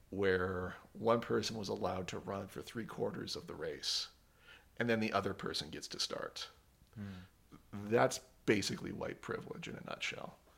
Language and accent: English; Great Falls, Montana, United States; moved away; also born or lived in South Dakota / Wyoming; I grew up in Montana. I was born in Great Falls. Um, lived in South Dakota for a bit and uh, Wyoming for a bit.